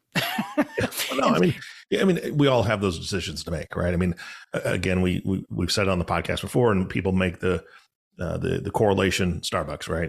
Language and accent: English; Seattle, Washington, United States; so I'm from Seattle.